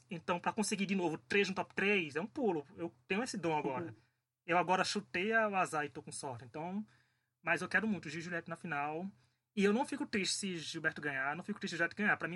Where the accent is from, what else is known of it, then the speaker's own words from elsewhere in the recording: Northeast Region, Brazil; eu como nordestino, gente, vou adorar